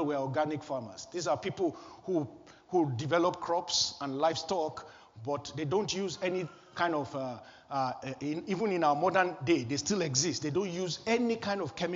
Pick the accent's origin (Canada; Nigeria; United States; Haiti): Nigeria; Kano, Kano State; I was born in Kano, northern Nigeria, on a Friday